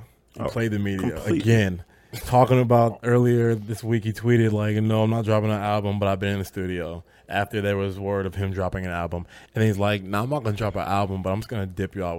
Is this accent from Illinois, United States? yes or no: yes; North Shore, Illinois, United States; we're from the North Shore.